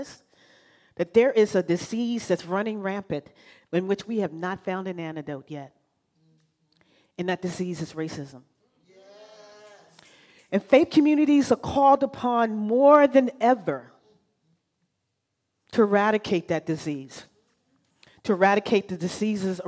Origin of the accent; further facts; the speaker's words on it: Virginia, United States; moved away as an adult; I'm initially from Virginia, and so you know what I mean when I talk about the matriarchs of the family, right? So I've grown underneath matriarchs, and I thought I would lose those matriarchs by traveling 3,000 miles away